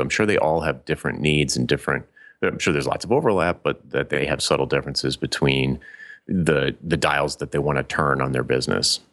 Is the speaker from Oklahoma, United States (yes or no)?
no; Providence, Rhode Island, United States; little teeny Providence, Rhode Island